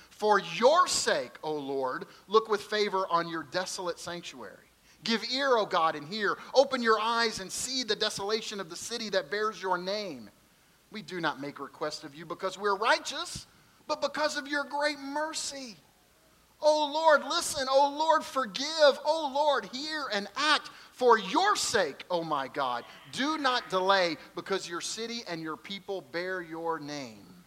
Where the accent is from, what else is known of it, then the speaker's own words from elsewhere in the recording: Kentucky, United States; I'm from Kentucky